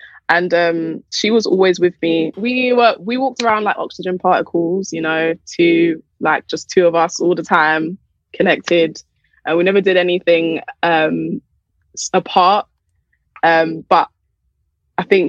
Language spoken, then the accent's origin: English; London, United Kingdom; I grew up in Southeast London